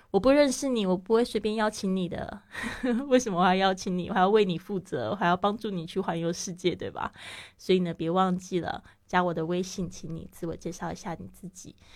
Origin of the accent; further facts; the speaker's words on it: Taiwan; moved away as an adult; also born or lived in Shanghai, China; now in Spain; 像我是来自台湾